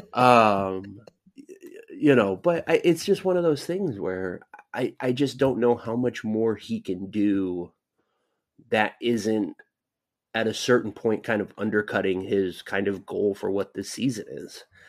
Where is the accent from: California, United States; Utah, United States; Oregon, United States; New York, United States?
California, United States; Southern; I grew up in Southern California